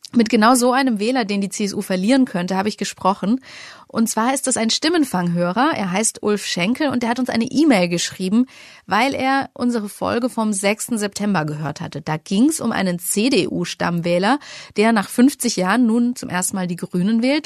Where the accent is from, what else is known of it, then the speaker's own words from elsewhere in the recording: Franconia, Bavaria, Germany; ich als Fränkin